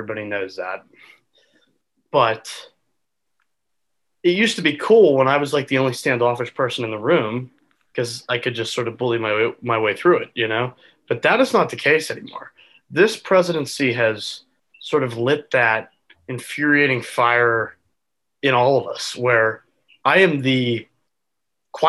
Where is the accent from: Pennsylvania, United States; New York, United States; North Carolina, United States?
Pennsylvania, United States; southwestern; my hometown in southwestern Pennsylvania